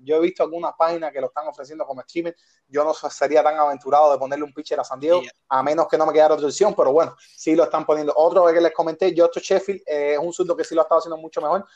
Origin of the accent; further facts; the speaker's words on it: Havana, Cuba; los tres somos habaneros